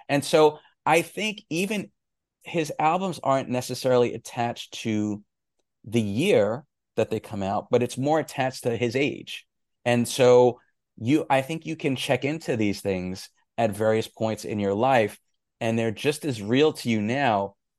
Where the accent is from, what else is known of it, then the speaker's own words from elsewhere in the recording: New York City, New York, United States; The other thing too is I grew up in New York City in the 80s, so hip hop was just burgeoning at that point.